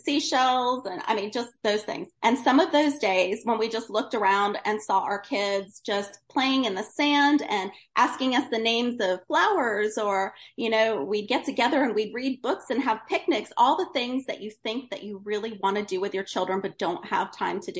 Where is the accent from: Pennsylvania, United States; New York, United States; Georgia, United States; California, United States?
New York, United States; Woodstock; I grew up in Woodstock, New York